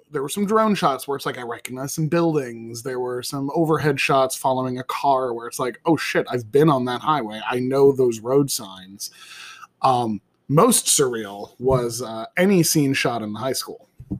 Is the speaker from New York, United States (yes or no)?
yes; Somers, New York, United States; My hometown is Somers, New York